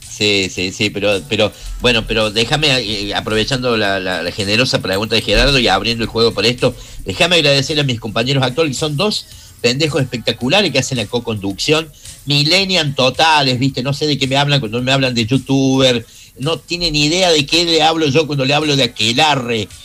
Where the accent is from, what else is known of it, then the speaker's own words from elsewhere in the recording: Córdoba, Argentina; los cordobeses tenemos un poquito más de humor